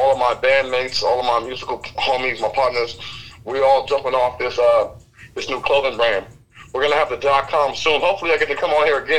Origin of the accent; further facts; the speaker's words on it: Pasadena, California, United States; also born or lived in Upland, California; now in Rancho Cucamonga, United States; I was born in Pasadena. But, you know, I migrated east. I grew my mustache in Upland.